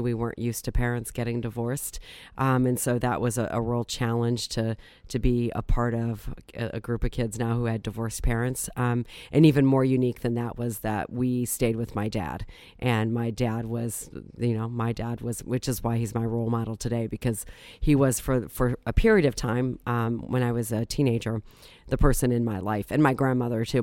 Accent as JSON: {"language": "English", "town": "Akron", "region": "Ohio", "country": "United States", "tie": "born or raised there", "also_born_or_lived": "Green, Ohio", "said": "I was born and raised in Akron, and essentially I've lived in the region, uh, the, my entire life."}